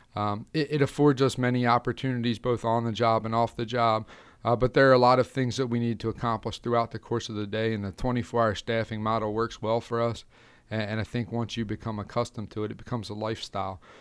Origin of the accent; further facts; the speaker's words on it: Carroll County, Maryland, United States; I grew up in Carroll County, Maryland. Um, that's where I've been a lifelong resident.